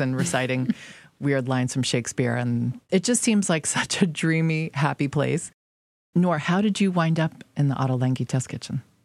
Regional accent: New York City, New York, United States; the delis I grew up with here in New York City

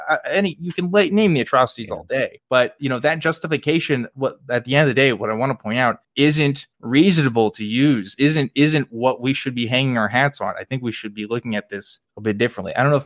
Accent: United States; we Americans will sometimes say, yeah, we won World War II.

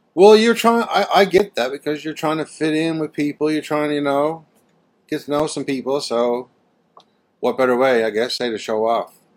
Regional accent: Canada; being Canadian

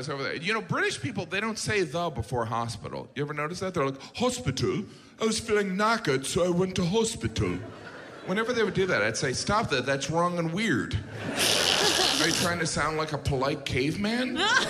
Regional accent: United States; because I'm American and we invented the English language.

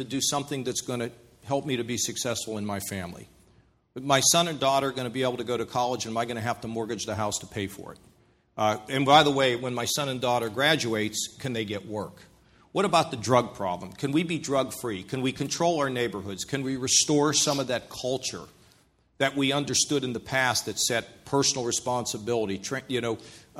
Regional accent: Pittsburgh, Pennsylvania, United States; now in Ohio, United States; I come from Pittsburgh. We're all direct

